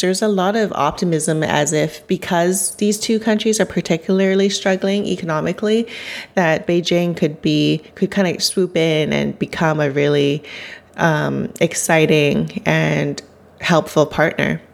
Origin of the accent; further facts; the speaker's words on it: Vancouver, British Columbia, Canada; growing up in Vancouver, which you would think is a pretty cosmopolitan city